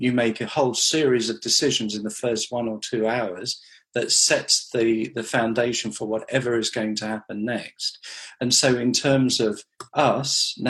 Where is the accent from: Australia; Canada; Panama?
Australia; Western Australia; now in United Kingdom; I grew up in Australia, in Western Australia, so I speak the language.